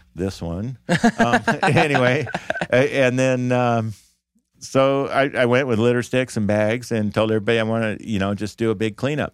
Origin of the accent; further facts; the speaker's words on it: Davis, California, United States; I grew up in Davis